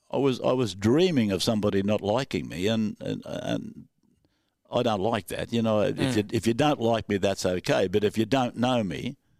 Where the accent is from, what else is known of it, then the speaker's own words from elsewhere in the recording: Young, New South Wales, Australia; now in Sydney, Australia; When I came from Young, I went to 2GB and we bought a little house at Seven Hills. Then we moved up. We thought we were moving right up. We went to Northmead and then we went from Northmead to Castle Hill.